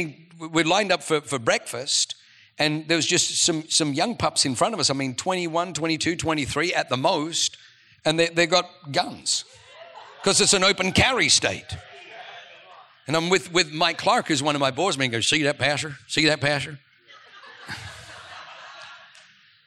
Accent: Australia; moved away; I'm from Australia

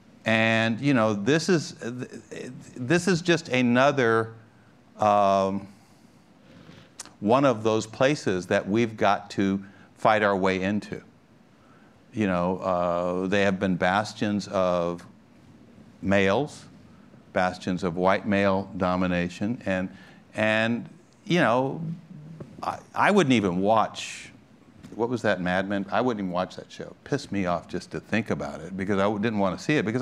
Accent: Los Angeles, California, United States; I grew up in Los Angeles, California, I was mentioning to you, in the 1940s and 50s and early 60s

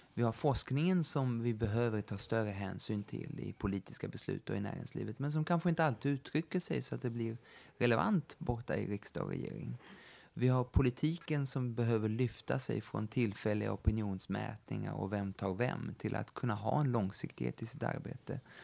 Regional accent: Sweden

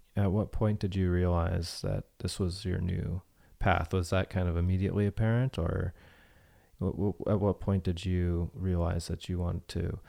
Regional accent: Bay Area, Silicon Valley, California, United States; moved away; I grew up in the Bay Area and Silicon Valley

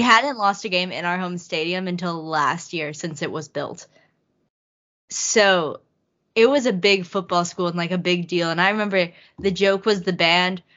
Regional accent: Texas, United States; I'm from Texas

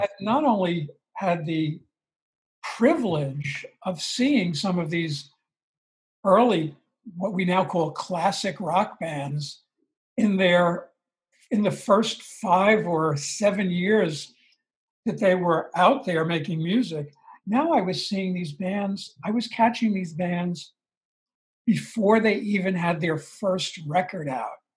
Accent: Long Island, New York, United States; I grew up on Long Island. Um, about 20 miles outside the city, outside, outside of Manhattan

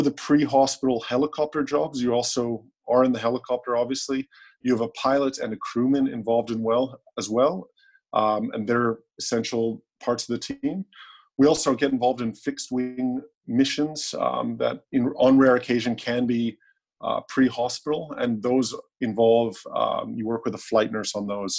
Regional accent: Canada; now in Australia; I guess I'm a Canadian who's living in Australia

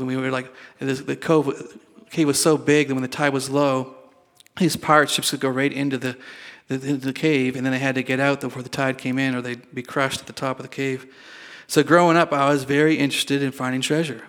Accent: Sandford, Nova Scotia, Canada; moved away; I was born in Nova Scotia

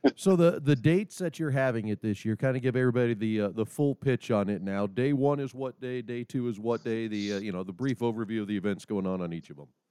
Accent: Nebraska, United States; now in North Dakota, United States; I'm obviously located in North Dakota as as our listeners and some people probably know, but I'm not originally from North Dakota. Originally being from Nebraska

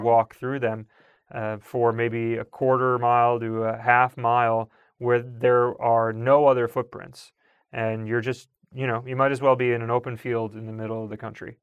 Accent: Long Island, New York, United States; growing up on Long Island

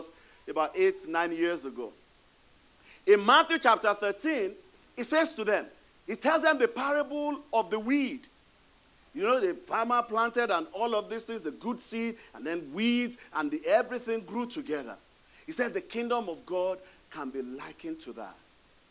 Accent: Ibadan, Oyo, Nigeria; now in United States; the Olubado of Ibadan. That's my hometown

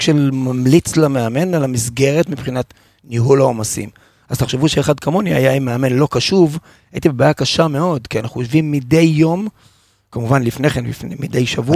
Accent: Haifa, Haifa District, Israel; שגדלתי בתור ילד חיפאי אוהד מכבי חיפה

